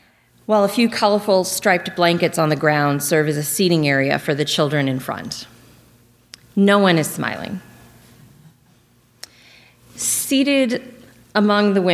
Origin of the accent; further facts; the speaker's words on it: Lexington, Kentucky, United States; I grew up in Lexington, Kentucky